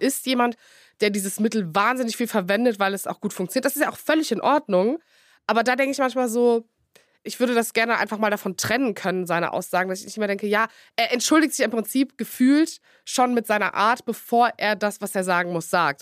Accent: Cologne, North Rhine-Westphalia, Germany; als Kölnerin

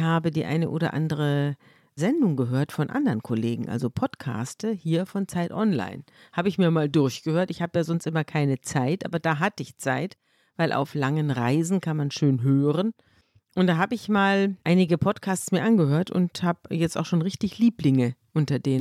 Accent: Munich, Bavaria, Germany; ich komme aus, aus München und ich bin praktisch mit der Schweiz und Österreich im Rücken aufgewachsen

